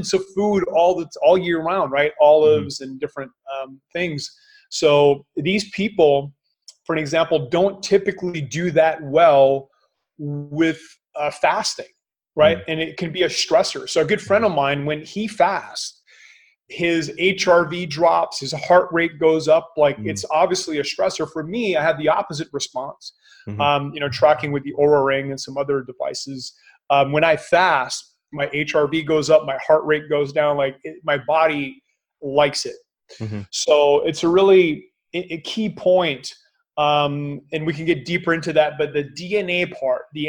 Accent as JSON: {"language": "English", "country": "Canada", "said": "I'm Canadian"}